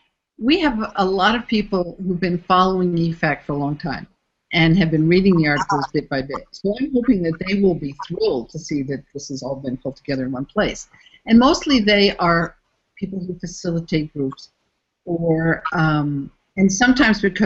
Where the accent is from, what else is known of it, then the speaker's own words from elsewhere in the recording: United States; first language English; moved away as an adult; also born or lived in Canada; now in Mexico; born and raised in the United States